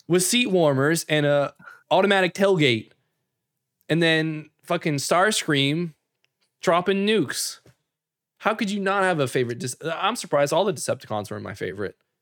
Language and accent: English; Canada; us being Canadian